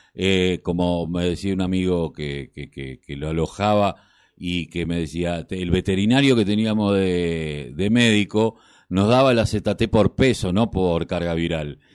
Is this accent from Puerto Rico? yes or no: no; Quilmes, Buenos Aires Province, Argentina; yo que soy de Quilmes, tenemos muchísima barrera popular y nos hemos criado casi en ella